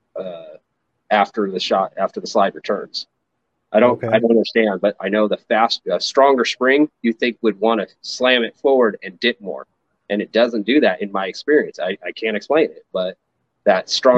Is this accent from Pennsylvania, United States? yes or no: no; Redding, California, United States; also born or lived in Nevada; I was born and raised in Redding, California, where I live now.